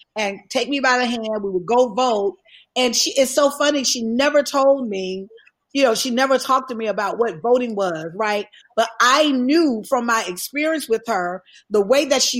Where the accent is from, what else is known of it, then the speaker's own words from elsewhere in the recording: Alabama, United States; I was raised in Alabama.